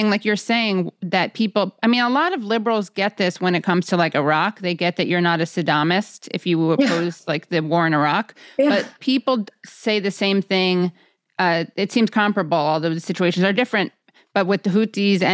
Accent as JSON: {"language": "English", "town": "New York City", "region": "New York", "country": "United States", "said": "I'm from New York City"}